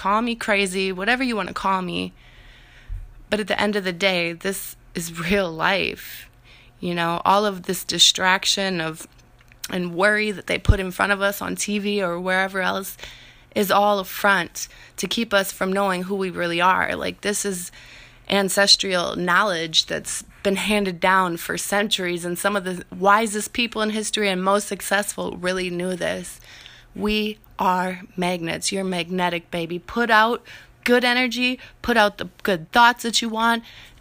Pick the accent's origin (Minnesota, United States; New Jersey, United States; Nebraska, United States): Minnesota, United States; I'm from Minnesota